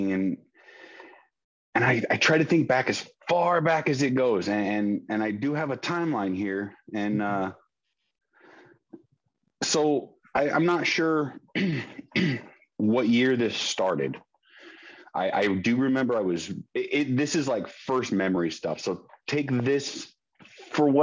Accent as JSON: {"language": "English", "town": "San Diego", "region": "California", "country": "United States", "tie": "born or raised there", "said": "I born and raised in San Diego. I currently live in San Diego"}